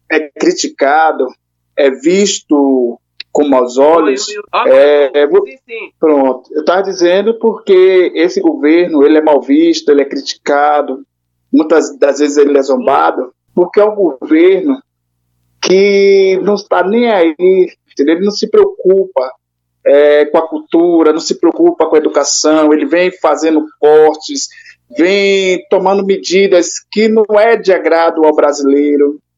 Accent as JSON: {"language": "Portuguese", "country": "Brazil", "said": "Nós, como brasileiros, desejamos que o nosso país cresça e avance."}